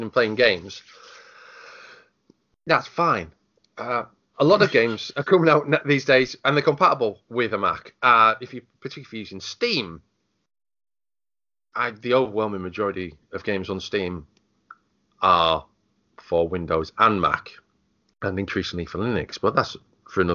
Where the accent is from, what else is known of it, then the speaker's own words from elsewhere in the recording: United Kingdom; being British